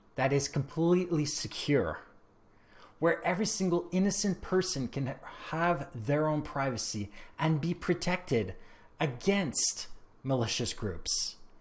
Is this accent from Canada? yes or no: yes; Canada; I am Canadian